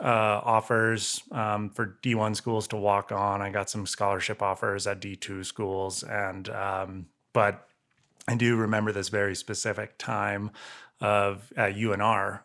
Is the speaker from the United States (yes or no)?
yes; Santa Cruz, California, United States; moved away; I grew up in Santa Cruz and I, yeah, I grew up surfing